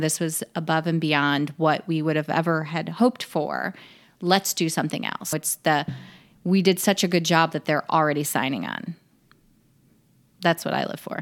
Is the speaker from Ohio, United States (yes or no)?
no; Chicago, Illinois, United States; moved away as an adult; I was born in Illinois, raised in Illinois